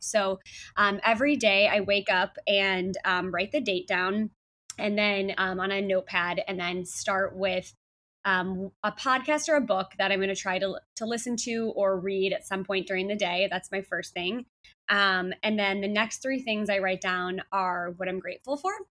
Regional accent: Chicago, Illinois, United States; moved away as an adult; now in San Diego, United States; back to Chicago, um, you know, where I'm from, my hometown

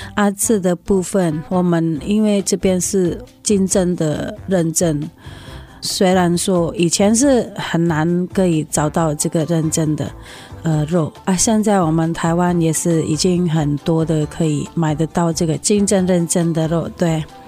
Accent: Indonesia; now in Taiwan; 我来自印尼啊。我们家是全家都是穆斯林的信仰。我们在台湾，

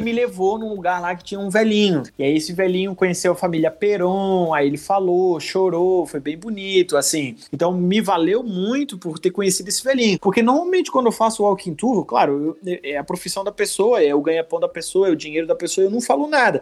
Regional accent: Santa Catarina, Brazil; sou de Santa Catarina, sou do Sul

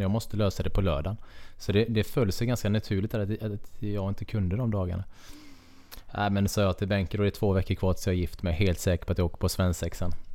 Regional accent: Kungsbacka, Halland County, Sweden; moved away; also born or lived in Karlskrona / Nybro; är jag uppväxt i Kungsbacka, väldigt nära vattnet

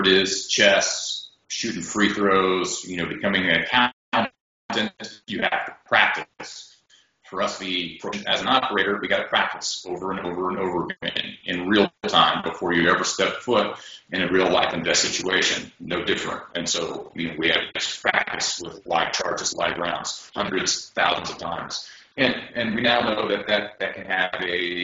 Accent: United States; growing up in America

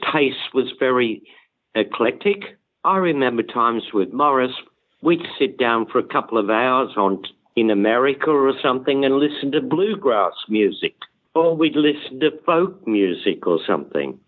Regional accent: Australia; moved away; I'm Australian

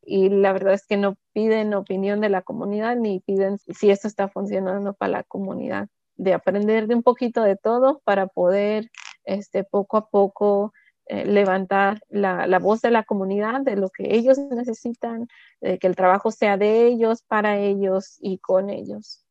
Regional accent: Nahuatzen, Michoacán, Mexico; also born or lived in California, United States; now in Tacoma, United States; yo soy de Nahuatl

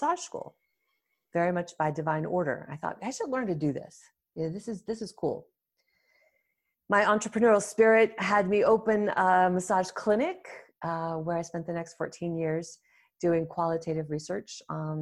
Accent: New England, United States; moved away as an adult; also born or lived in Toronto, Canada; I grew up in New England in the US and I thought of myself as somewhat adventurous. So I wanted to get out of the small state

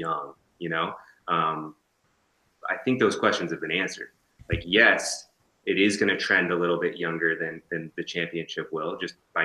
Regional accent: West Coast, United States; I'm from the West Coast

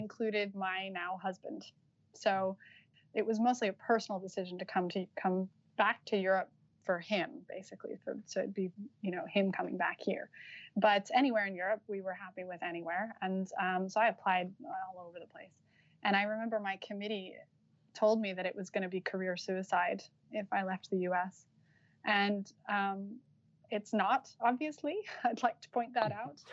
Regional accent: Utah, United States; moved away as an adult; also born or lived in Los Angeles, United States; now in Cambridge, United Kingdom; I'm from Utah, so it's like as American as you can get

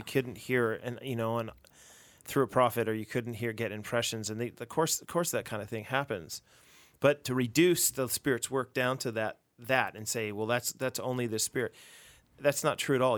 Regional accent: United States; now in Canada; as an American speaking

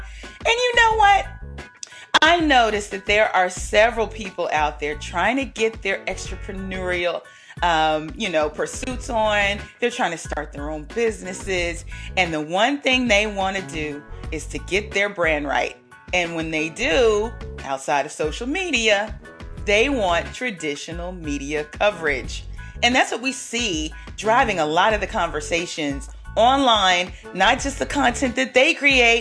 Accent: Dallas, Texas, United States; I was born and raised in Dallas

